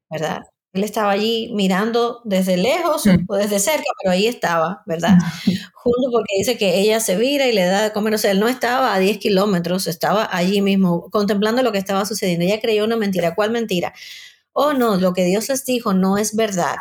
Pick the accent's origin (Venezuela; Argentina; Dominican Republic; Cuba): Cuba; moved away as an adult; soy cubana, aunque vivo hace ya muchos años fuera de Cuba.